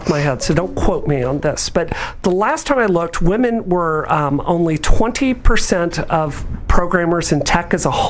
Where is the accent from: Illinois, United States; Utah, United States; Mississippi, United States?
Mississippi, United States; now in Massachusetts, United States; I grew up in Mississippi, which is the heart of racism, yes, in the United States